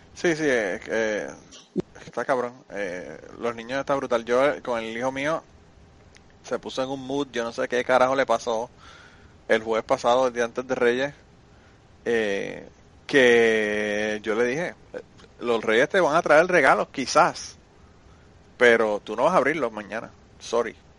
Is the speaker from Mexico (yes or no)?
no; Puerto Rico; de mi pueblo a San Juan